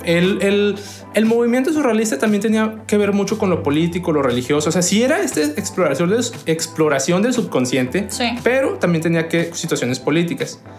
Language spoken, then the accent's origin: Spanish; Mexico; para nosotros como mexicanos